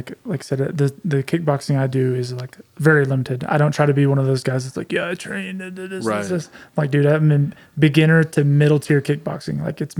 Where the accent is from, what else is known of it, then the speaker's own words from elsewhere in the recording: Oklahoma, United States; I'm from Oklahoma